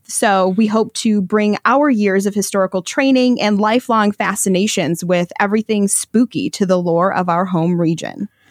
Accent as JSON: {"language": "English", "region": "Michigan", "country": "United States", "said": "I'm from Michigan"}